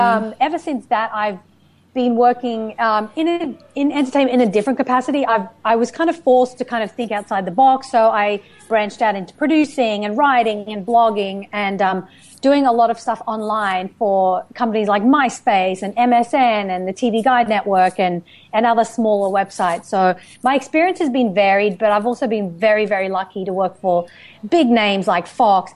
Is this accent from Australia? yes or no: yes; Australia; moved away as an adult; also born or lived in United Kingdom; now in Los Angeles, United States; I was born in the UK. I was raised and educated in Australia. I've been living in Los Angeles for the past 8 years